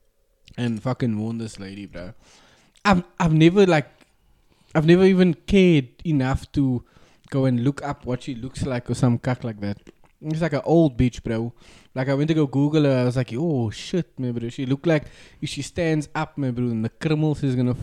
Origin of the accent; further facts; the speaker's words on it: Cape Malay, Western Cape, South Africa; I'm part of the Cape Malays, bruh. We came from India.